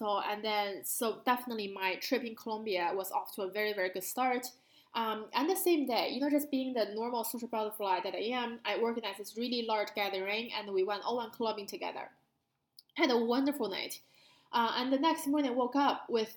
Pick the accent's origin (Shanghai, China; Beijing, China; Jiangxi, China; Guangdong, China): Beijing, China; moved away; growing up in Beijing